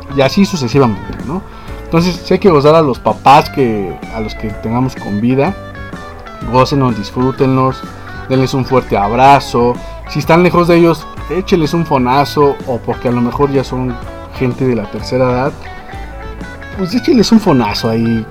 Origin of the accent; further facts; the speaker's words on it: Mexico; así somos nosotros los mexicanos